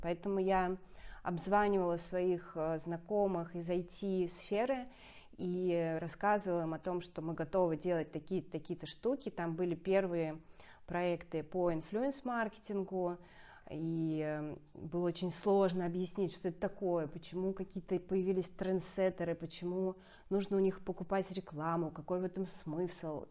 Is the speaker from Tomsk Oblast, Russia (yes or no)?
no; Saint Petersburg, Russia; петербурженка, это очень важная часть моего, моей самоидентификации